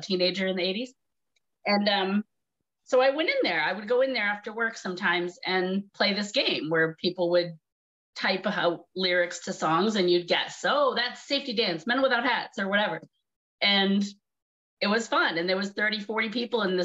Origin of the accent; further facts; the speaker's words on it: Massachusetts, United States; moved away as an adult; also born or lived in New York City; I'm from Massachusetts, but I went to New York City to go to college for acting